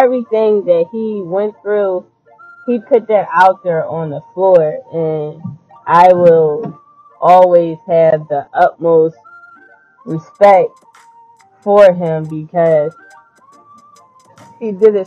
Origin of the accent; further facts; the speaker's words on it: Philadelphia, Pennsylvania, United States; I'm not from LA. I'm from Philly, West Philly all day